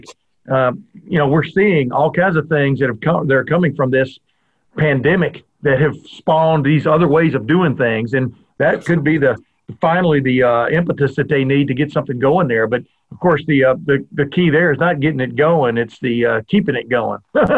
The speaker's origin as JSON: {"language": "English", "region": "Texas", "country": "United States", "tie": "born or raised there", "also_born_or_lived": "Alabama", "accent": "Southern boy twang", "said": "I was born in Alabama, raised in Texas"}